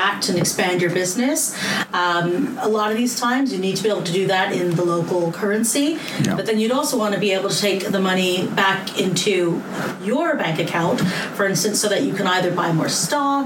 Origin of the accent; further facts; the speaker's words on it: Canada; now in London, United Kingdom; I'm Canadian, but I'm here to you today from London